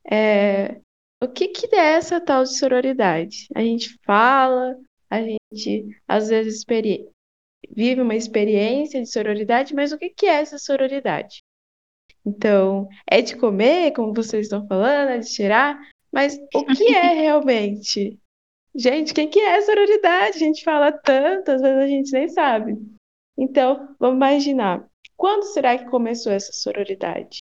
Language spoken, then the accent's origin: Portuguese; Paraná, Brazil; sou aqui do Paraná